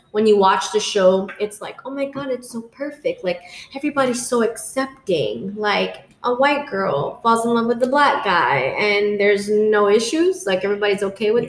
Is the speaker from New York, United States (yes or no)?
no; South Florida, United States; growing up in South Florida